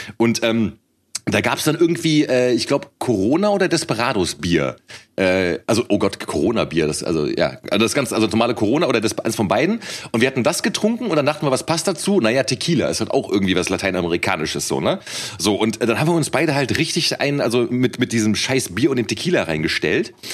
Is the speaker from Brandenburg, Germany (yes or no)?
no; Cologne, North Rhine-Westphalia, Germany; moved away; ich komme ja ursprünglich aus Köln